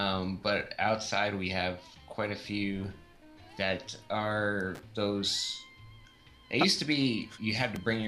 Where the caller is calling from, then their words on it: Omaha, Nebraska, United States; I'm in Omaha, sir.